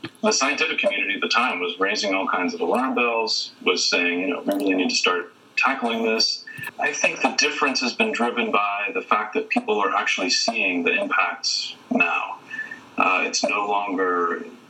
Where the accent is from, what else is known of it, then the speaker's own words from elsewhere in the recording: a small city near Columbus, Ohio, United States; moved away; I'm from Ohio. I'm from a small city near Columbus, Ohio